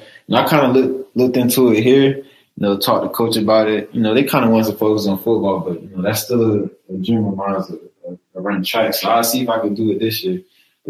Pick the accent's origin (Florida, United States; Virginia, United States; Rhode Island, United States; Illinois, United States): Florida, United States; moved away as an adult; now in Madison, United States; It most definitely helped me a lot growing up in Florida.